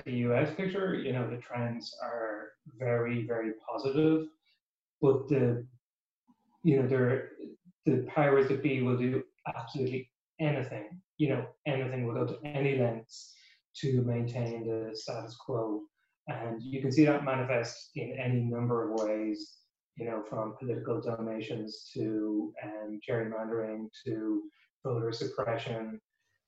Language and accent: English; Ireland; now in United States; as an Irish guy